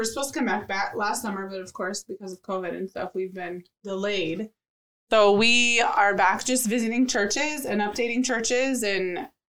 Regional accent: Hinckley, Minnesota, United States; moved away as an adult; also born or lived in Garner, Iowa; now in Iquitos, Peru; Iquitos, Peru is where I'm serving, and I've been there 12 years. Originally from Hinckley, Minnesota, Garner, Iowa

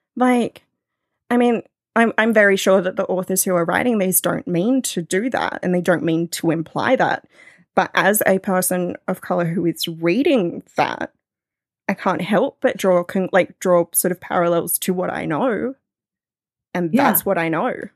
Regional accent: near the Royal National Park, New South Wales, Australia; I live I live near the Royal National Park, so it's it's bushland that's right next to the ocean

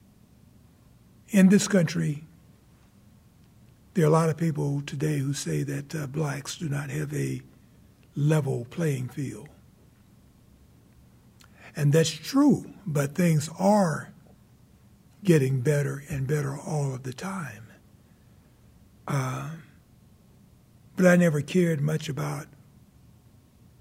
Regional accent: Jacksonville, North Carolina, United States; I grew up at Camp Lejeune, did all of my early training as a young man

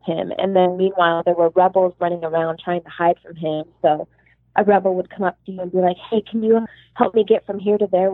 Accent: Los Angeles, California, United States; also born or lived in suburb of Chicago, Illinois; I was born in Los Angeles at Cedars-Sinai Hospital in West Hollywood

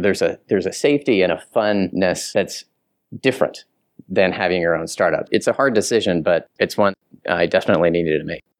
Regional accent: Southern Kansas, United States; I'm from Southern Kansas

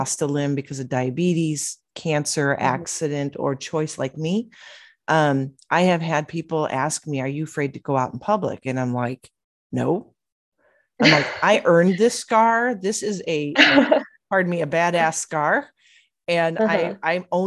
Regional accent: Illinois, United States; now in Arizona, United States; I'm born and raised Illinois, but being in Arizona now

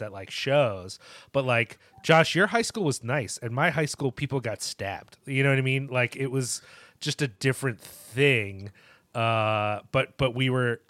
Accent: Collingswood, New Jersey, United States; Collingswood, New Jersey

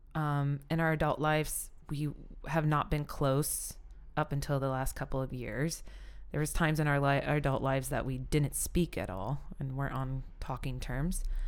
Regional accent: Pawhuska, Oklahoma, United States; We grew up in Pasco, Oklahoma. an Osage Nation

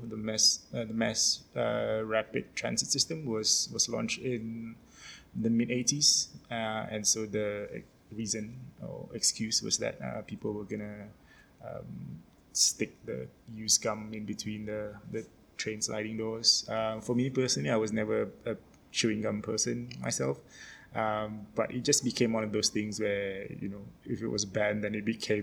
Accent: Singapore; moved away

